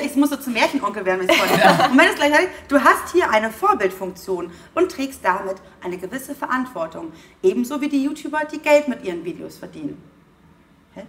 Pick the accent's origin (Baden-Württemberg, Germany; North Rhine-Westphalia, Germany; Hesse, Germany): Baden-Württemberg, Germany; Heidelberg; ich in Heidelberg geboren